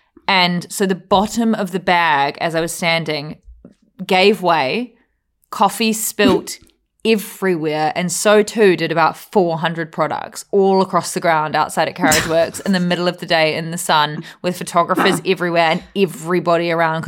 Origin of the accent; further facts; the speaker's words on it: New Zealand; Win Hamlin has been not just saying this because I'm a Kiwi.